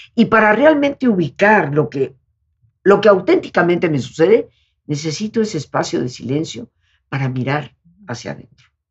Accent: Yucatán, Mexico; nosotros somos de Yucatán, las playas de Yucatán, de Quintana Roo, pero recorrimos todas las playas porque siendo yucatecos el mar es lo que nos atrae más

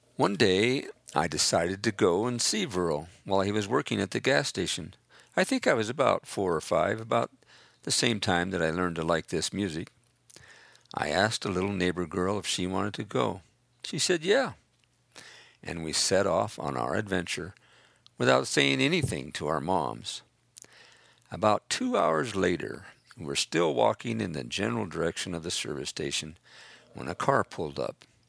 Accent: Price, Utah, United States; I was born in Price, Utah

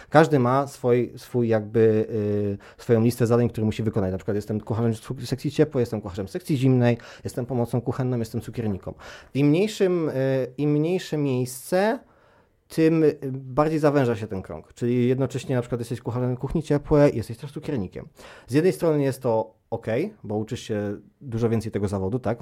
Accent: Palermo, Sicily, Italy; Ja wychowałem się w Palermo

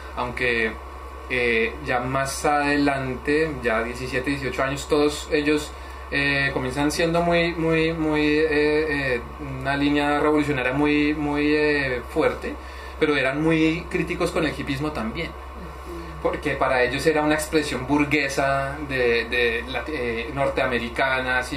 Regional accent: Bogotá, Colombia; soy de Colombia, de Bogotá

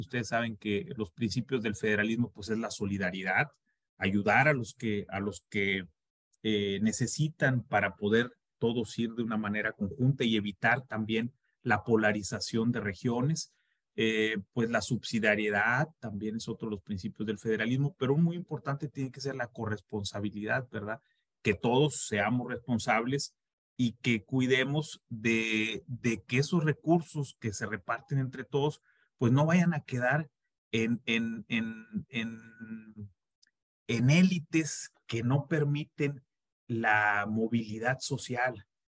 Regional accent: Mexico; somos mexicanos

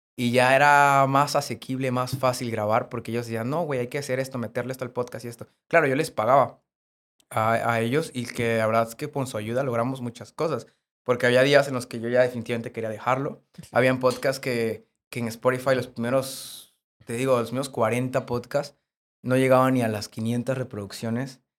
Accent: Cárdenas, Tabasco, Mexico; moved away as an adult; now in Puebla, Mexico; yo grababa en Cárdenas, porque yo soy de Cárdenas

